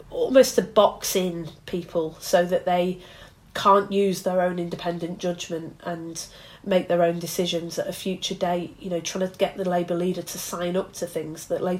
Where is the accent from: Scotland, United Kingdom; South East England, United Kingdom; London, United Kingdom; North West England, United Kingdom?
North West England, United Kingdom; Bury; Alistair Burt, who was my MP growing up in Bury